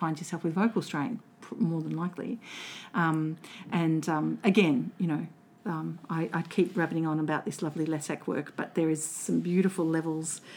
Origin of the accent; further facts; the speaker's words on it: Melbourne, Victoria, Australia; accent: flat Victorian vowel; also born or lived in Colac, Victoria; I grew up in the western suburbs of Melbourne